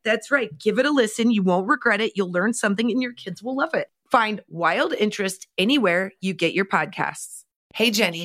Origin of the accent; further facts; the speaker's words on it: Nebraska, United States; growing up in Nebraska, my mom was a teacher and my dad sold cars